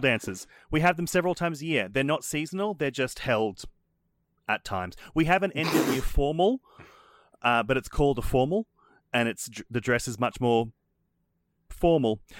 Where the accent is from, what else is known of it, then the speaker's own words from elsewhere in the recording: Australia; we're Australian.